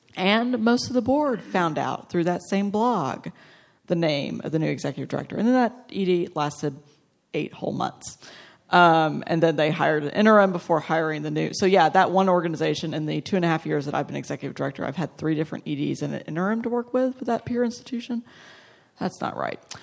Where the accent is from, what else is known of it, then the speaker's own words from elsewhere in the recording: Texas, United States; my home state next year, Austin, which is three hours from Dallas